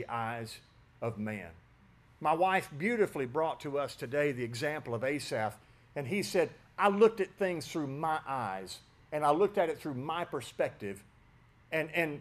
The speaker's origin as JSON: {"language": "English", "region": "West Tennessee", "country": "United States", "tie": "born or raised there", "said": "I grew up in West Tennessee"}